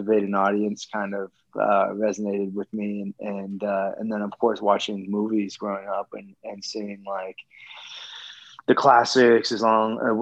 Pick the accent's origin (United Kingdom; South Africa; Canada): Canada; Peterborough, Ontario; moved away; also born or lived in Los Angeles, United States / Vancouver, Canada; I'm originally from a small town just outside Toronto called Peterborough, Ontario, home of a number of NHL hockey players, big hockey town, Irish Catholic kind of hockey town in Canada